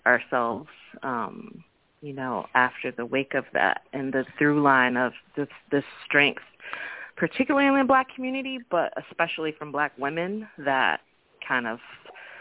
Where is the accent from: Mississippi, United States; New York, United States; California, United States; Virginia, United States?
California, United States; Oakland; also born or lived in New Orleans; growing up in Oakland and watching it shift. I grew up in the 80s